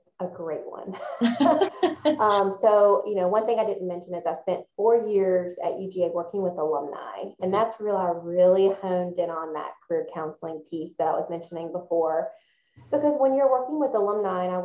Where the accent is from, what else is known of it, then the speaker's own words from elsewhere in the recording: Forest, Mississippi, United States; moved away as an adult; also born or lived in Athens, Georgia; I am a fellow Mississippian. I was born and raised in Forest, Mississippi.